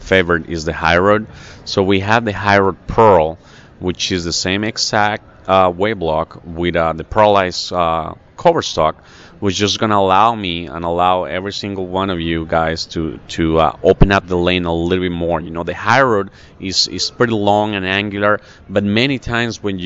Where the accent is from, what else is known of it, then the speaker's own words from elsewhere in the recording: Colombia; moved away as an adult; now in United States; I am originally from Colombia